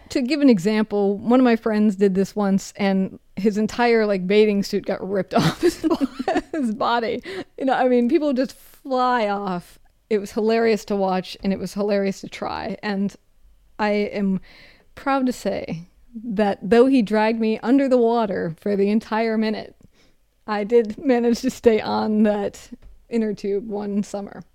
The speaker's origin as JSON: {"language": "English", "region": "Minnesota", "country": "United States", "tie": "born or raised there", "said": "I grew up canoeing 'cause I'm from Minnesota"}